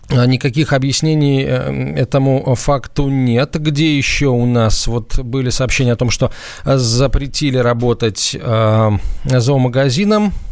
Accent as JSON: {"language": "Russian", "region": "Saint Petersburg", "country": "Russia", "said": "Здравствуйте, я из Санкт-Петербурга."}